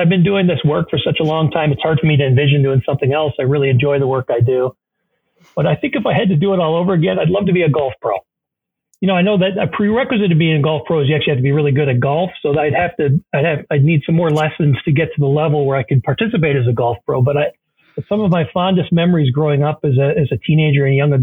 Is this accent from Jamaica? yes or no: no; Canada; moved away as an adult; also born or lived in Kingston, Ontario / Providence, Rhode Island; now in Ann Arbor, United States; When I moved, I mentioned I was from Canada. When I moved to the U.S. from Canada several years ago, I initially lived on the East Coast